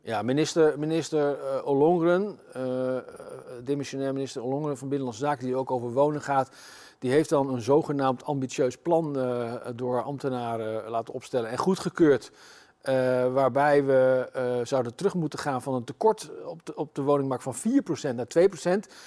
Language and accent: Dutch; Zutphen, Gelderland, Netherlands; in mijn geboortestad Zutphen